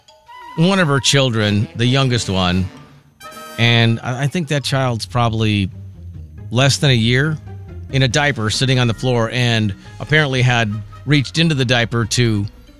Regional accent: Midwest, United States; now in Pacific Northwest, United States; growing up in the Midwest, the only thing you put tartar on is fish.

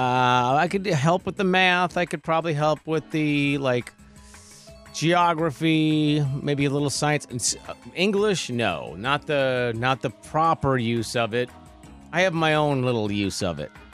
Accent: North St. Paul, Minnesota, United States; moved away as an adult; also born or lived in New Prague, Minnesota / North Platte, Nebraska / Bismarck, North Dakota / Omaha, Nebraska; I grew up in Saint Paul, north Saint Paul

